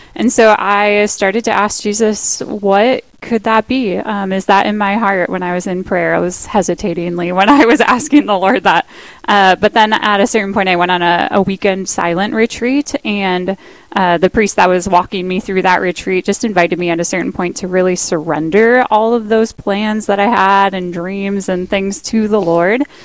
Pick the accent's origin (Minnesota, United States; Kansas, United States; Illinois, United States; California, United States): Minnesota, United States; Park Rapids; also born or lived in Moorhead, Minnesota; now in Duluth, United States; I'm from Park Rapids, Minnesota